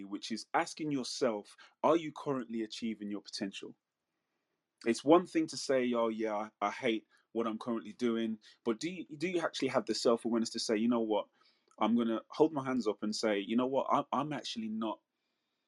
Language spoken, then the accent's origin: English; Manchester, North West England, United Kingdom; moved away; where I was born in Manchester in the UK, in Withenshaw, that was considered one of the biggest council estates in Europe